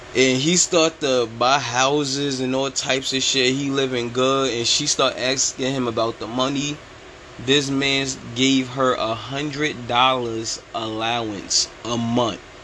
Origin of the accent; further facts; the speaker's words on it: New York, United States; I'm from New York